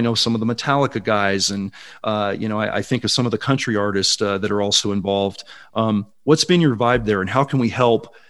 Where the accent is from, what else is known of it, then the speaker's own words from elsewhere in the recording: Silicon Valley, California, United States; 25 of those were in the Silicon Valley where I grew up. So I was actually working my hometown